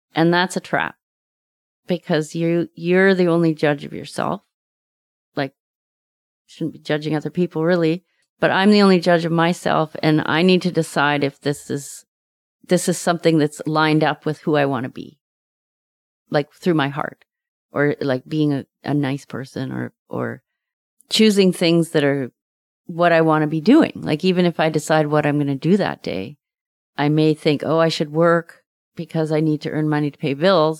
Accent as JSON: {"language": "English", "town": "Windermere", "region": "British Columbia", "country": "Canada", "tie": "born or raised there", "said": "I grew up in Windermere, and there was a lake, Lake Windermere"}